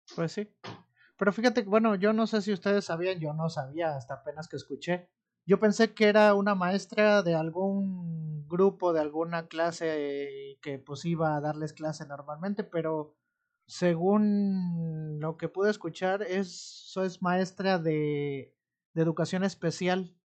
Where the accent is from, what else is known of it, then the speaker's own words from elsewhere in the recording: Amatlán de los Reyes, Veracruz, Mexico; also born or lived in Orizaba; Yo soy de Amatlán de los Reyes, pero eh, estoy trabajando en Minatitlán